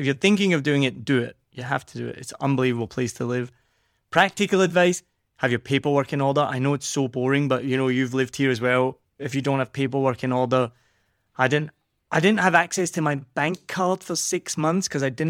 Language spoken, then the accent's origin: English; Scotland, United Kingdom; accent: Scottish; now in Vietnam; if I was being really Scottish